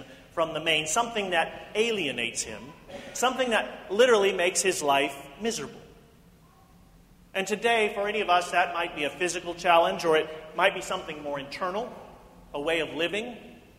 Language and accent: English; Independence, Missouri, United States; In the church growing up in Independence, Missouri